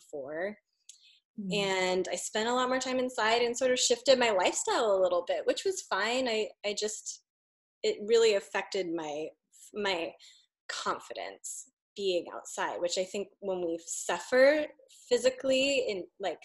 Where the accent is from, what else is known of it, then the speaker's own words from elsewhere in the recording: Walla Walla, Washington, United States; moved away; I grew up in Eastern Washington. And we would always, I grew up in Walla Walla